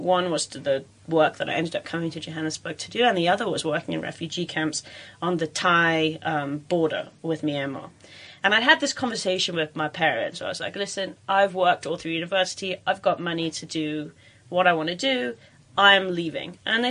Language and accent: English; Stockport, North West England, United Kingdom; now in South Africa; I was born in Stockport. It's a very industrial working class town. My parents were originally from here